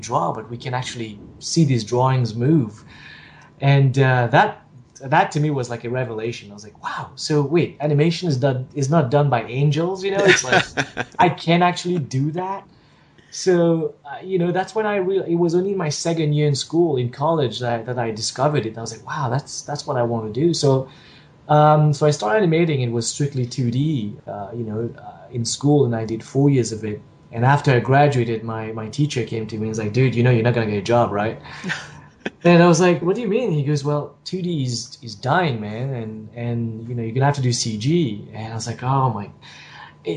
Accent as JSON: {"language": "English", "country": "Mauritius", "also_born_or_lived": "Singapore", "moved": "as an adult", "said": "I'm from Mauritius, which is a tiny little island off the coast of Madagascar. And I left Mauritius"}